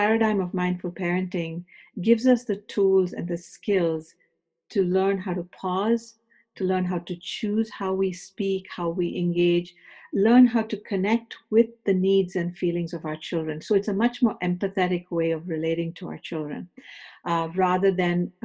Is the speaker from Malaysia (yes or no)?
no; India; moved away as an adult; also born or lived in Los Angeles, United States; now in United States; I came from India to do my graduate studies in the University of Southern California